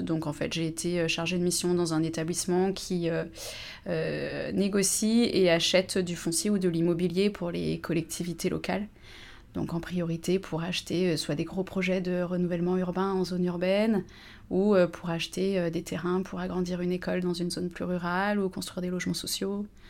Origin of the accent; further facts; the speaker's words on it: Annecy, Auvergne-Rhône-Alpes, France; moved away as an adult; also born or lived in Lyon / Montpellier; now in La Motte-Servolex, France; j'ai grandi à Annecy, donc je suis de Haute-Savoie